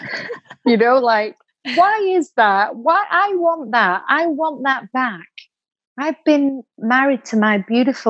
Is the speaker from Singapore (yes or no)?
no; Bolton, North West England, United Kingdom; I'm from Bolton, same place that you're from, Katie.